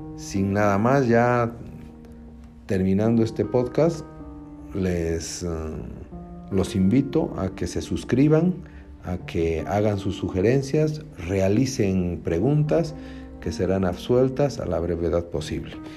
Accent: Cochabamba, Bolivia; como cochabambinos

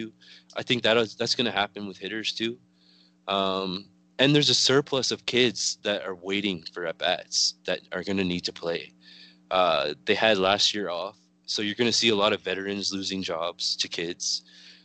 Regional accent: Canada; when you're growing up as a Canadian like I am

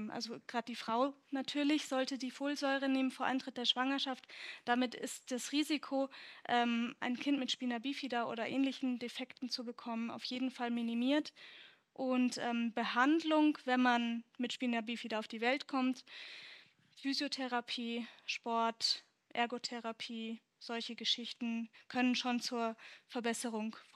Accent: Bavaria, Germany; ich hatte meinen ersten Schultag in Niederbayern, also ich bin von Oberbayern nach Niederbayern mal gezogen, aufgrund der Trennung meiner Eltern.

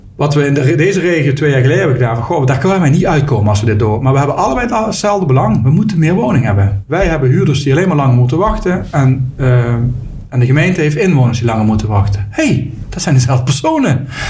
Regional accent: Limburg, Netherlands; ik woon in Limburg. Geboren en getogen in Limburg

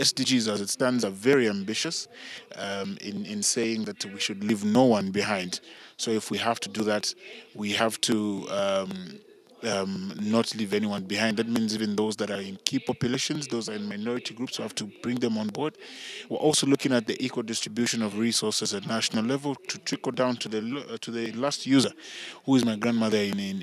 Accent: Ndola, Copperbelt Province, Zambia; born and raised in Dola on the Copper Belt

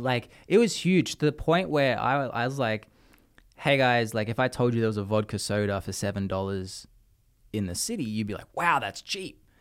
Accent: Australia; now in United States; as an Australian

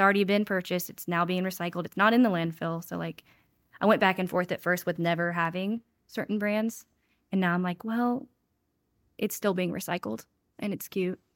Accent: Winston-Salem, North Carolina, United States; also born or lived in Salisbury, North Carolina / Charlotte, North Carolina / Huntersville, North Carolina / Wilmington, North Carolina; I was born in Salisbury, but I grew up in Winston, so I, I consider Winston home.

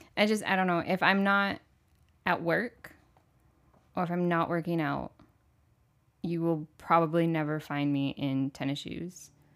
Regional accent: Michigan, United States; moved away as an adult; also born or lived in Orlando, Florida; I grew up in Michigan

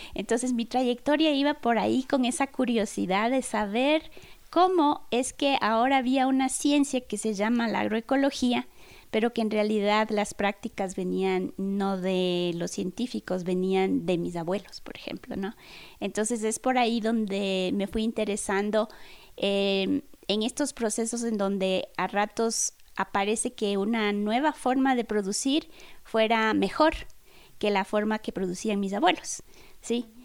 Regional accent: Chimborazo, Ecuador; con mis abuelos, con mi madre, que somos del Chimborazo

